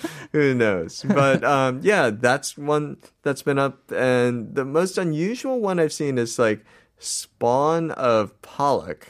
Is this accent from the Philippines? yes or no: no; United States; I'm I'm American